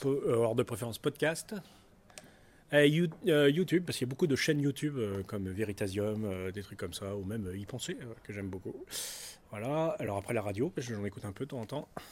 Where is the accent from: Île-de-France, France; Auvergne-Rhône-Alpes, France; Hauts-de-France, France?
Auvergne-Rhône-Alpes, France; Grenoble; moi, je viens de Grenoble